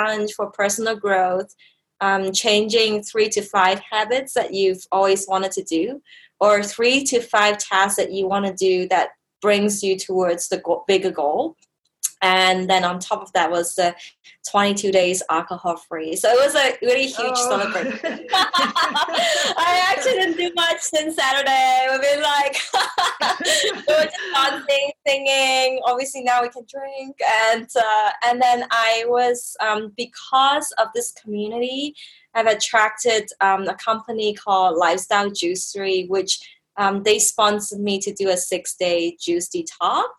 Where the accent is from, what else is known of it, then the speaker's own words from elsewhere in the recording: Canada; moved away as an adult; also born or lived in Hong Kong; now in Bangkok, Thailand; I was born in Hong Kong, grew up in Canada